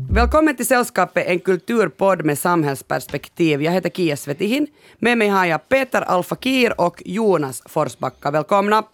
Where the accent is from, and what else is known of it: Finland